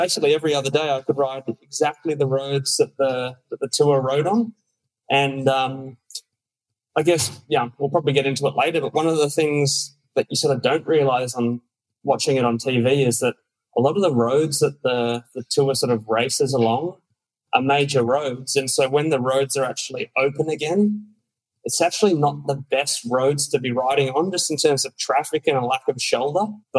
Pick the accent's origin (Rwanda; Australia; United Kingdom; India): Australia; we'd sit up late at night in Australia